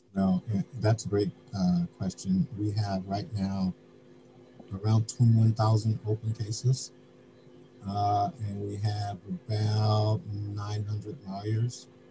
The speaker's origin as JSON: {"language": "English", "town": "Denver", "region": "Colorado", "country": "United States", "tie": "born or raised there", "moved": "yes", "lives_now": "New York, United States", "said": "the city of Denver, my hometown"}